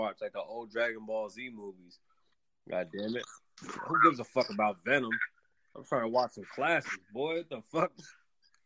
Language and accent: English; Canada; being a Canadian kid